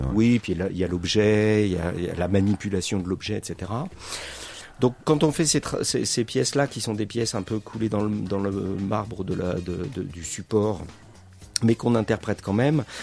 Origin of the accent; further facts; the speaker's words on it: central France, France; moved away as an adult; also born or lived in Creuse / Limoges / Paris; je viens donc du centre de la France. J'ai fait, avant de monter à Paris, j'étais au lycée à Limoges, j'étais creusois, euh, et euh, je suis pas creusois d'origine, mais je suis arrivé en Creuse à un moment